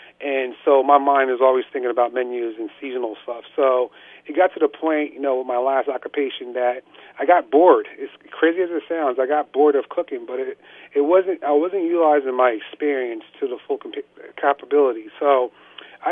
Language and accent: English; Somerville, New Jersey, United States; moved away as an adult; now in Phillipsburg, United States; I grew up in Somerville, New Jersey, central New Jersey